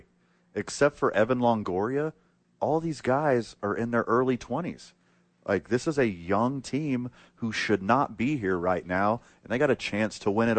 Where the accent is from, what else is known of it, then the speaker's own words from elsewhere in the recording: Houston, Texas, United States; me growing up in Houston.